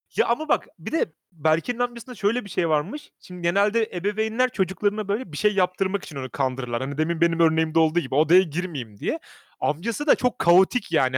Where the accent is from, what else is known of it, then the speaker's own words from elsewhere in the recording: Sivas Province, Turkey; sivaslı olduğumuz için